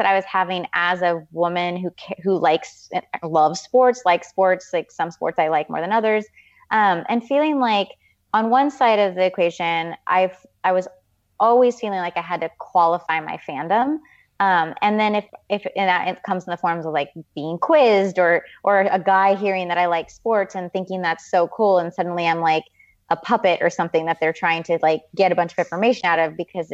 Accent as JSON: {"language": "English", "town": "Seattle", "region": "Washington", "country": "United States", "moved": "yes", "lives_now": "San Francisco, United States", "said": "I'm from Seattle"}